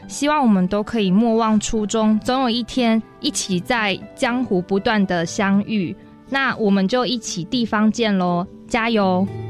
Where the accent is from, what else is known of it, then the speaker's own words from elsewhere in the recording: Taichung, Taiwan; first language Hakka; 我是，呃，在台中东市出生